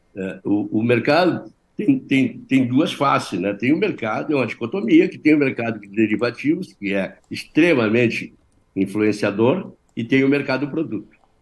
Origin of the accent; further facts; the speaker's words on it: Brazil; eu sou brasileiro